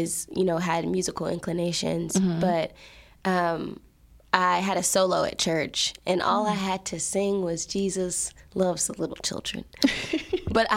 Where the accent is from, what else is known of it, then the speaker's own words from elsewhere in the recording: Fort Worth, Texas, United States; also born or lived in Tallulah, Louisiana; I am from Fort Worth, like, area